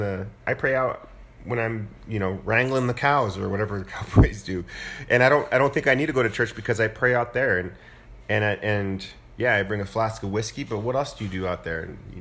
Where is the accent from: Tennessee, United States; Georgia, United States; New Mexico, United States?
New Mexico, United States; Moriarty; Although I think like 4 out of 5 of the churches in Moriarty were Pentecostal.